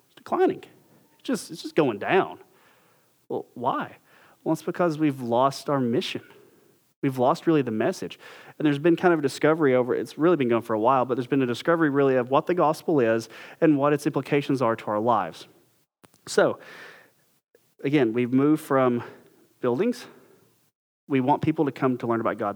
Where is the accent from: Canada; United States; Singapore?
United States; we're American